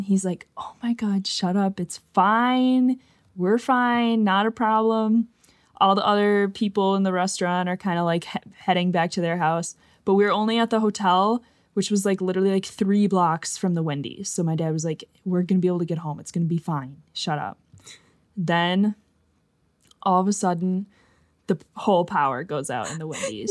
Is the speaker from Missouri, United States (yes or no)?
no; Fox Valley, Wisconsin, United States; We are both from the Fox Valley in Wisconsin, like, Appleton, Neenah area